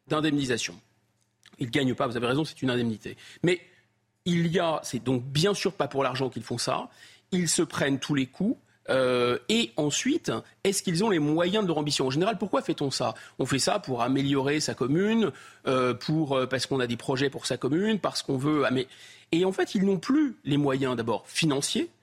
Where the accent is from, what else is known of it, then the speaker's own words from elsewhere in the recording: France; je suis français